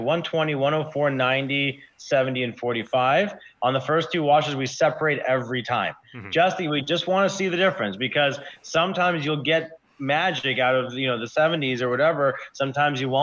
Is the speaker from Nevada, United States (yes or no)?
no; Iowa, United States; now in Humboldt County, United States; I come from Iowa. I grew up in Iowa.